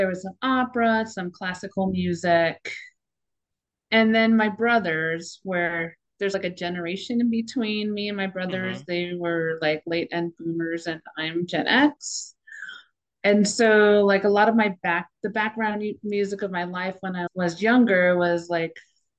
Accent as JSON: {"language": "English", "region": "New York", "country": "United States", "tie": "born or raised there", "said": "because I grew up on Long Island and went to Fire Island a lot with my brothers"}